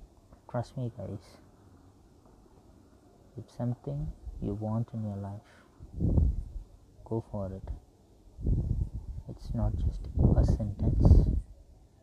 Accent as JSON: {"language": "English", "country": "India", "said": "I'm from India"}